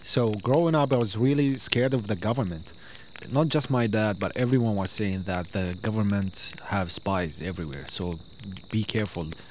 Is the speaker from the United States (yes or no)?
no; Syria; moved away; when they ask me, Where are you from? and I say Syria